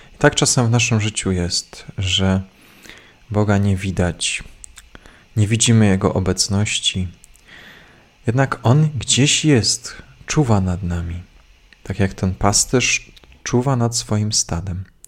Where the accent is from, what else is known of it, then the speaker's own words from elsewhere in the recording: Cisownica, Silesian Voivodeship, Poland; z Cisownicy, z mojej rodzinnej miejscowości